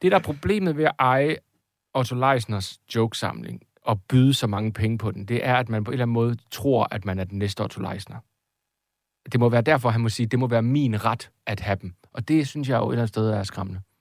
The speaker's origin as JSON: {"language": "Danish", "region": "Jutland", "country": "Denmark", "said": "jeg er jo jyde"}